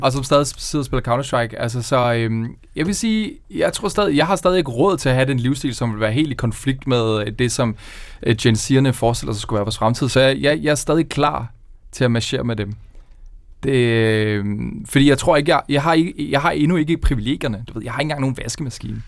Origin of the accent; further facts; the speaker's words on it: Køge, Zealand, Denmark; jeg er fra Køge Nord